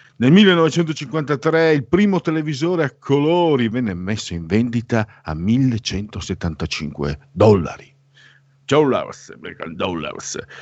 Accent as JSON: {"language": "Italian", "country": "Italy", "also_born_or_lived": "Friuli / Veneto", "said": "noi del Friuli del Veneto, io sono mezzo sangue, sangue misto, Friuli Veneto, quando parli anche col mio accento"}